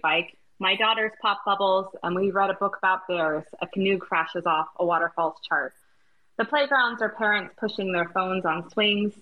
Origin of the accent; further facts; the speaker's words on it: United States; I'm dropping the American as an American